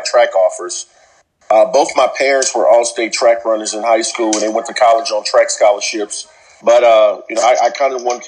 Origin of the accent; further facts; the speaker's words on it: Louisiana, United States; moved away as an adult; also born or lived in Michigan; I'm originally from Louisiana